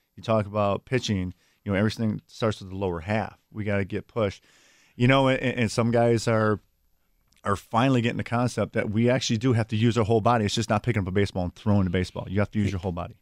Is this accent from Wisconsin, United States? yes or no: yes; Milwaukee, Wisconsin, United States; I grew up here in the city of Milwaukee